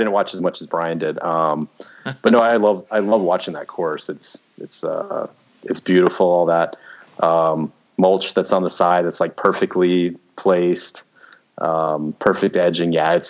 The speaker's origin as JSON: {"language": "English", "town": "Scottsdale", "region": "Arizona", "country": "United States", "tie": "born or raised there", "said": "Because Scottsdale's a hotbed of golfers, but, you know, we didn't have a ton of money growing up, so I wasn't golfing every weekend, so."}